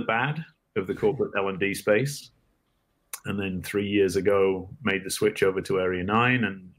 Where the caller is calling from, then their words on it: Los Angeles, California, United States; I am in Los Angeles, California today.